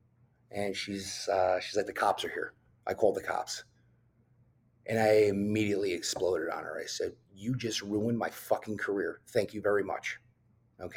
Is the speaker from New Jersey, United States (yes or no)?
yes; New Jersey, United States; I drove to the top of this mountain in my hometown, which had a beautiful scenic view of New York City.